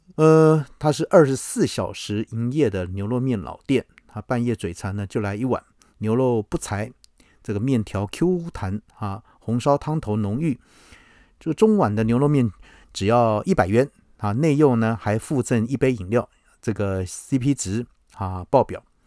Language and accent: Chinese; Taiwan; …今天要和各位谈我们台湾人最引以为豪啊